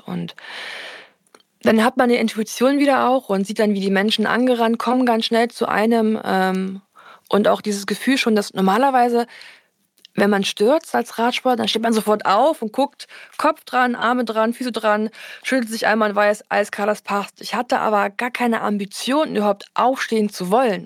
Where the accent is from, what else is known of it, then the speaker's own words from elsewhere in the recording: Erfurt, Thuringia, Germany; meine Heimatstadt Erfurt